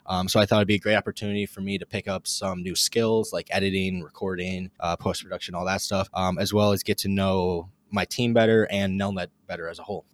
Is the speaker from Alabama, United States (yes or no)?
no; Eagan, Minnesota, United States; moved away as an adult; now in Lincoln, United States; I'm originally from Eagan, Minnesota, but now I go to school at the University of Nebraska